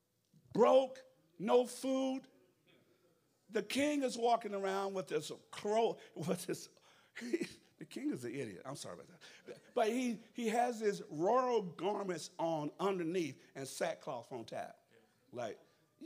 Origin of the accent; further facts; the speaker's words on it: the South, United States; I'm from the South